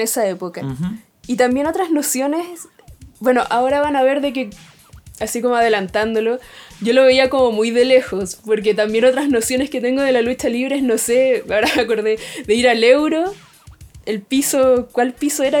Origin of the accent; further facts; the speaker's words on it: Chile; ya que somos de Chile